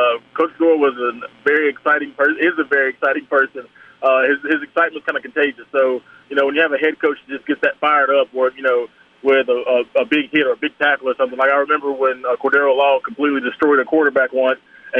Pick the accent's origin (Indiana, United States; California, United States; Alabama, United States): Alabama, United States; Well, you're kind of born into it. Either you're an Alabama or Auburn fan.